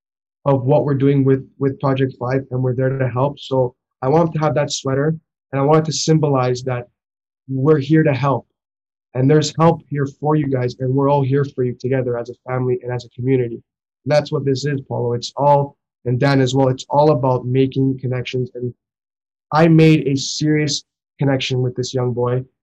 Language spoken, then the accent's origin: English; Toronto, Ontario, Canada; we're from Toronto, Ontario